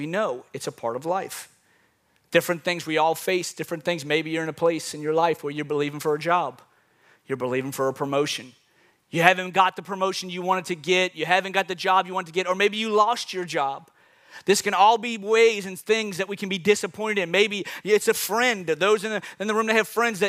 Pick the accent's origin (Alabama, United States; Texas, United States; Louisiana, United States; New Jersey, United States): Louisiana, United States; New Orleans; I'm from New Orleans